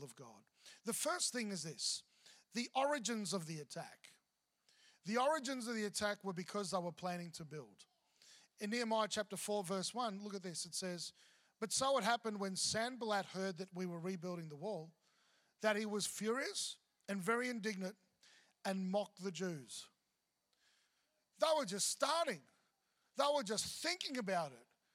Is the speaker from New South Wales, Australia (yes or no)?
no; Melbourne, Victoria, Australia; moved away; also born or lived in Mackay / Brisbane; I'm from Melbourne.